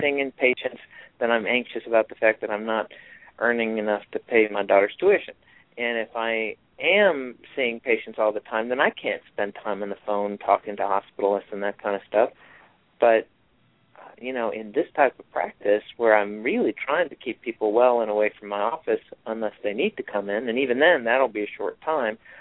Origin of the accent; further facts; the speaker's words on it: Rochester, New York, United States; growing up in Rochester, New York, where I grew up